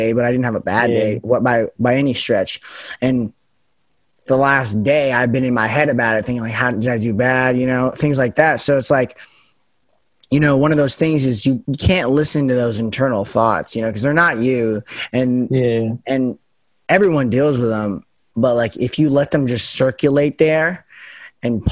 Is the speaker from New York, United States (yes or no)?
no; Las Vegas, Nevada, United States; accent: standard American; moved away as an adult; also born or lived in Pacific Northwest; I'm from Vegas, where it's super sunny.